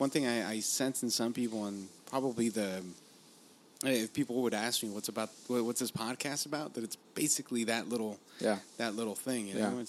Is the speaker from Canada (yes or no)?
no; Los Angeles, California, United States; also born or lived in Boyle Heights; East LA ish, like City Terrace.